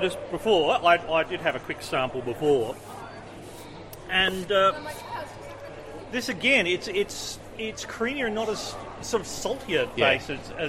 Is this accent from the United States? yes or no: no; South Australia, Australia; born or raised there; moved away